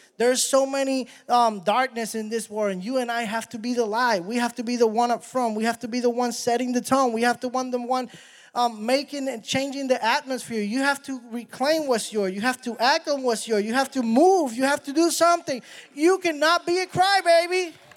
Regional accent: Puerto Rico; I'm from Puerto Rico

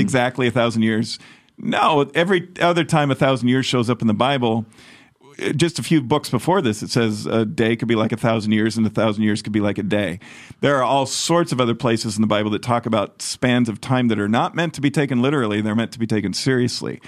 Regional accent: United States; as an American

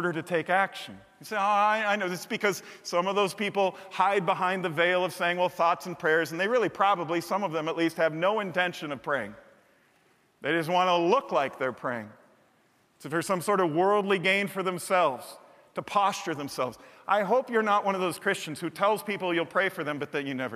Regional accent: United States; I'm saying that as a proud American who waves the flag several holidays every year

